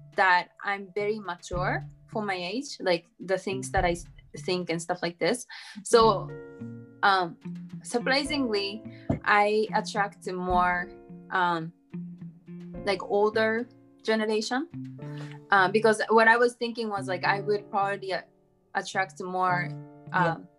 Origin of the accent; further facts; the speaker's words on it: Japan; also born or lived in United States; I'm from Japan